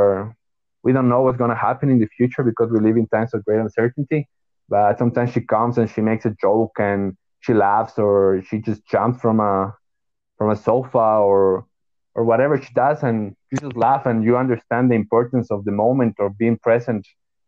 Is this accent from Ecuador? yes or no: yes; Ecuador; I'm from Ecuador.